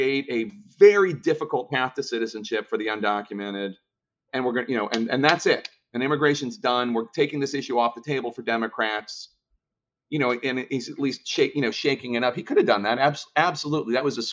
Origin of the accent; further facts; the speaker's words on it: Philadelphia, Pennsylvania, United States; in Philadelphia, my hometown